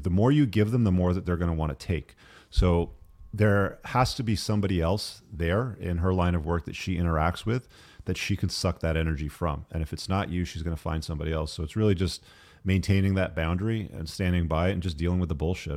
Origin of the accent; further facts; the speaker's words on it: England, United Kingdom; I was born in England